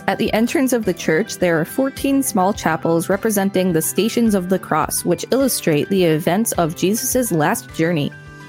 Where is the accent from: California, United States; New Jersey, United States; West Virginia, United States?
New Jersey, United States; I am not going to put my hometown on the internet, but it is a town in New Jersey that had about 8,000 people when I was born and has since grown to about 12,000.